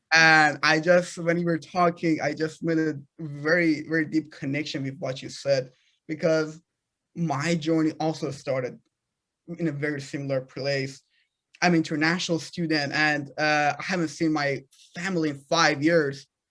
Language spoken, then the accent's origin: English; Iran; moved away; I'm a product of a third world country. I'm, I'm from Iran